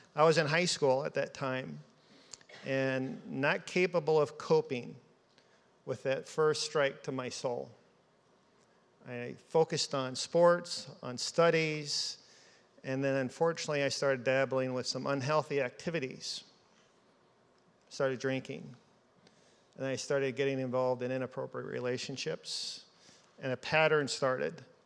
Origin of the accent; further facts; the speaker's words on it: Seattle, Washington, United States; moved away; also born or lived in Alaska; as a child growing up in Seattle